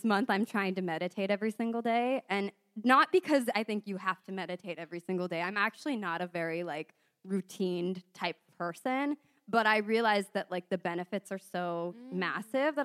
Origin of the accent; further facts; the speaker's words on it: San Diego, California, United States; I'm from San Diego.